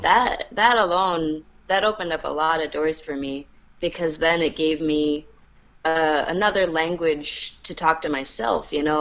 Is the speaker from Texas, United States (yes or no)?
no; New York City, New York, United States; I grew up in New York City